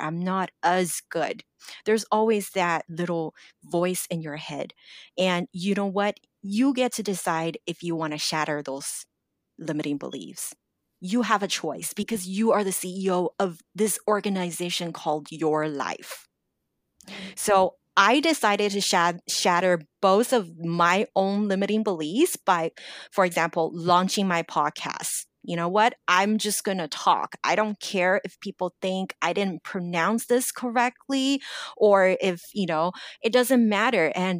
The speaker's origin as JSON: {"language": "English", "town": "Los Angeles", "region": "California", "country": "United States", "tie": "born or raised there", "second_language": "English", "said": "I still always felt my English isn't good enough. I grew up in Los Angeles and, you know, I graduated university, but I still don't feel good enough."}